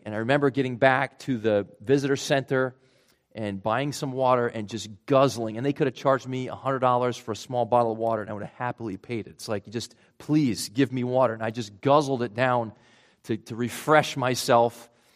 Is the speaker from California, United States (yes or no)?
no; Rhode Island, United States; accent: Rhode Island; moved away; my Rhode Island accent coming back there, pretty strong